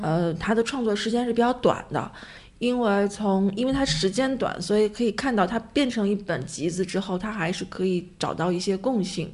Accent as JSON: {"language": "Chinese", "region": "Beijing", "country": "China", "tie": "born or raised there", "said": "我从小就在北京生活，然后毕业、工作、结婚、生孩子"}